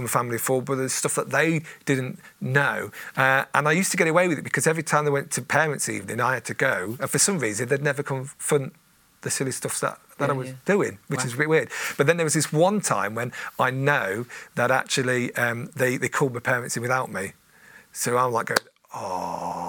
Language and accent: English; Coventry, West Midlands, United Kingdom; also born or lived in Lincolnshire; I grew up mainly in Coventry